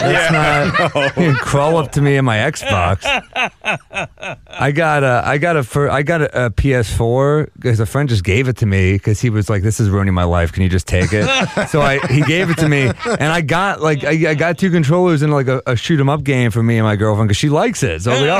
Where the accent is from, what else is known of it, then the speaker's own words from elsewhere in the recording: New York City, New York, United States; New York City.